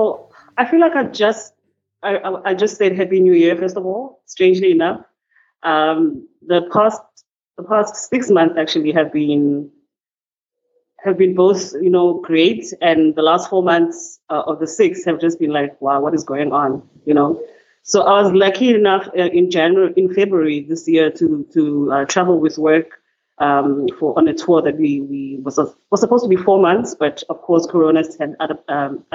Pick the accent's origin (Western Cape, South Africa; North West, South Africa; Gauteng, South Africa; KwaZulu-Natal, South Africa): Western Cape, South Africa; Cape Town; also born or lived in Johannesburg; from Cape Town, who was born and bred in Cape Town